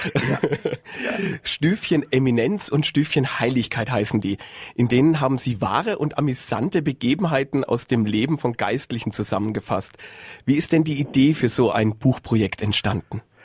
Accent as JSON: {"language": "German", "town": "Würzburg", "region": "Bavaria", "country": "Germany", "tie": "born or raised there", "said": "Ich bin ja waschechter Würzburger"}